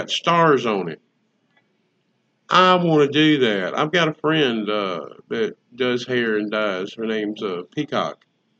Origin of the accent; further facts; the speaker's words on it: the South, United States; we are from the South.